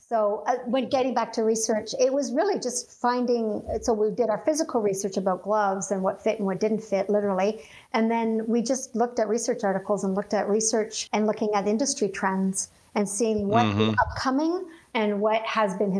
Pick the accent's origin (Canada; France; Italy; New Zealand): Canada; I'm Canadian